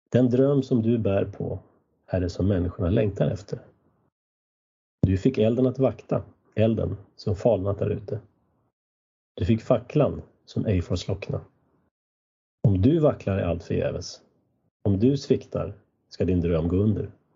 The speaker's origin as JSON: {"language": "Swedish", "country": "Sweden", "tie": "born or raised there", "also_born_or_lived": "United States", "said": "mitt lilla samhälle där jag växte upp, där var en kyrka från 1200-talet"}